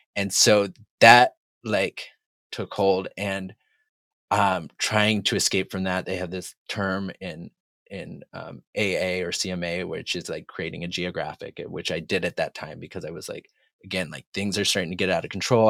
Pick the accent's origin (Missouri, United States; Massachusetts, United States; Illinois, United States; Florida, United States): Massachusetts, United States; moved away as an adult; now in Los Angeles, United States; I'm originally from Massachusetts. I've lived in L A now for about twenty-two years